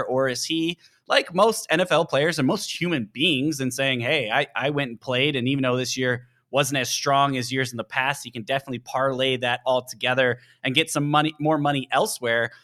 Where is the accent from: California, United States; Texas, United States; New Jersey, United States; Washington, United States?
Washington, United States; Seattle; I grew up in the Seattle area for a long time